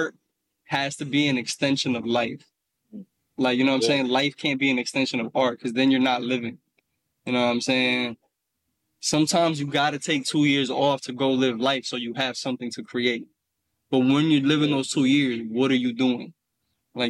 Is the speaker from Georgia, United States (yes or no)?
no; Cincinnati, Ohio, United States; I'm from Cincinnati, Ohio